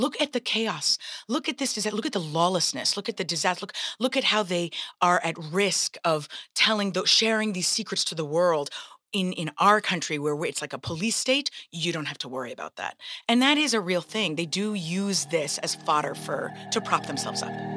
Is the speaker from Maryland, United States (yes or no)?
no; Greenwich, Connecticut, United States; I'm born here outside New York City in Greenwich, Connecticut, and my parents fled the Civil War i, uh, in Lebanon. They toured the world and settled in Greenwich, Connecticut